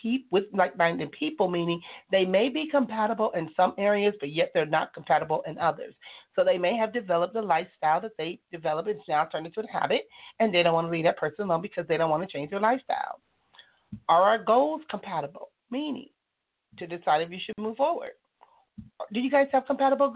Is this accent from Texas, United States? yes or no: no; Compton, California, United States; I am from California. I was born and raised in the city of Compton